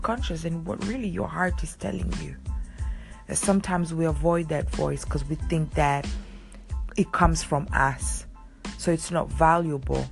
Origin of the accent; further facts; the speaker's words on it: Rome, Lazio, Italy; moved away; I grew up in Rome